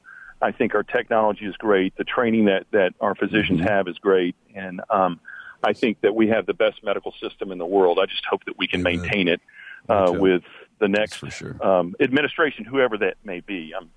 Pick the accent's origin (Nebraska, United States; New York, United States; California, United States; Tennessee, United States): Tennessee, United States; Nashville; Surgery. I'm a surgeon from Nashville, Tennessee.